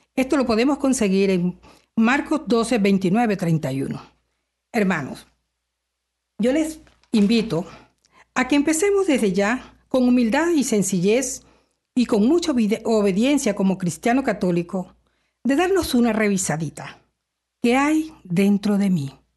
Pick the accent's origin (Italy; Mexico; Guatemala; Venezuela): Venezuela; now in Canada; soy venezolana